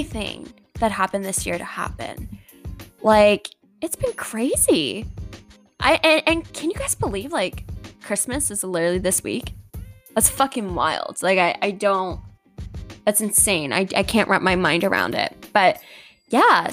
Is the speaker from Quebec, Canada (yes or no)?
no; Halifax, Nova Scotia, Canada; moved away as an adult; now in Toronto, Canada; I moved here in May from Halifax.